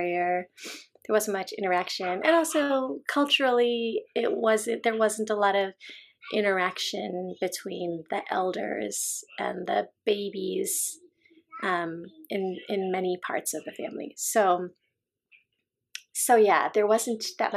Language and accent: English; United States; also born or lived in Chicago, Illinois / Southern California; I grew up in the US and I wasn't taught to speak our native tongue, which is Malayalam